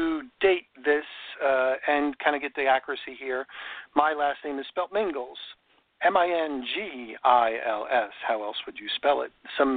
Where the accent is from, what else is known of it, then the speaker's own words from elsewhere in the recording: New York, United States; now in Florida, United States; I grew up in New York